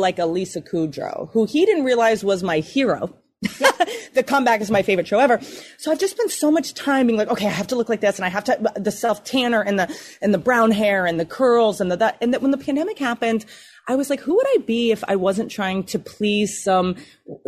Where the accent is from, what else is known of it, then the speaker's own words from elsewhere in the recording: United States; now in Los Angeles, United States; I'm really from Virginia, West Virginia